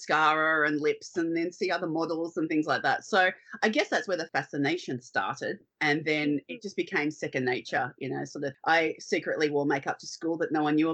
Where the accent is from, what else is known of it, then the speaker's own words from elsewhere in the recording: Sydney, New South Wales, Australia; moved away as an adult; now in Queensland, Australia; I grew up in Sydney